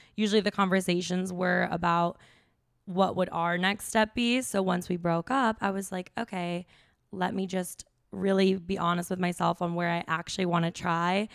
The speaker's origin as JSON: {"language": "English", "town": "Chicago", "region": "Illinois", "country": "United States", "tie": "born or raised there", "also_born_or_lived": "Wisconsin / Austin, Texas", "moved": "as an adult", "said": "I grew up in the Chicago suburbs"}